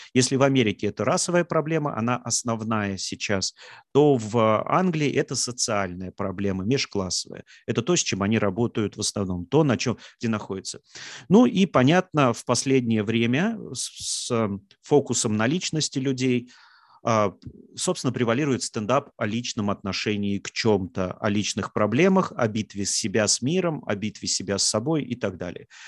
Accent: Samara, Samara Oblast, Russia; я из Самары, там есть очень хорошие стендап-комики

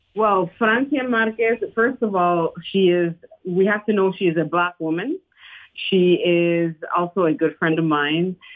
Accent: Panama; English is a second language; moved away as an adult; now in United States; I'm from Panama

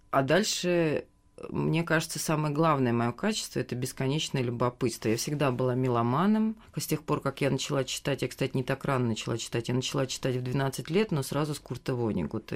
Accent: Moscow, Russia; я сама москвичка

